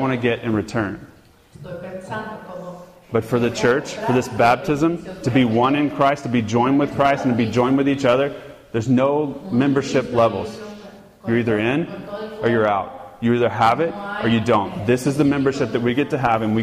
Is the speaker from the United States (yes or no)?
yes; United States; moved away; I'm a gringo. I'm an American. I'm native born.